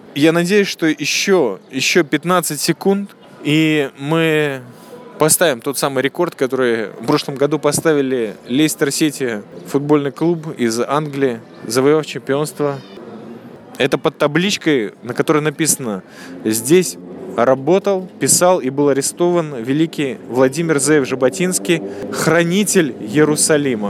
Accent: Riga, Latvia; moved away; also born or lived in Israel; я из Риги

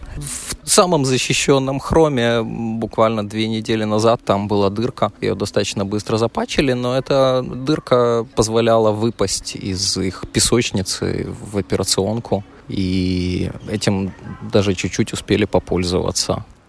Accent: Kyiv, Ukraine; moved away; Да, я родом из Киева

